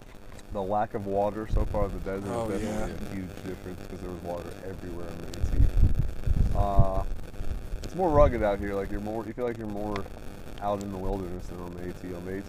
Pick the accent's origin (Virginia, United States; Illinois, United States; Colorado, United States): Virginia, United States; Northern; I'm from Northern Virginia, just south of Washington, D.C.